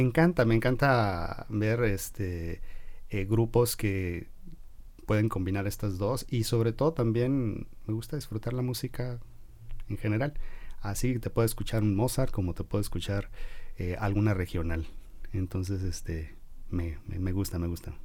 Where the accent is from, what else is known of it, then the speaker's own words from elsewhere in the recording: Guadalajara, Jalisco, Mexico; la mayor parte de mi formación fue en Guadalajara, como buen tapatío